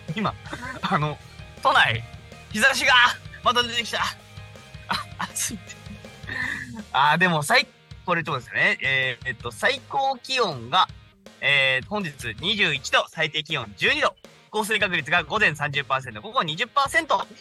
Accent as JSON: {"language": "Japanese", "town": "Arakawa", "region": "Tokyo", "country": "Japan", "tie": "born or raised there", "said": "私はだって荒川区の出身です。"}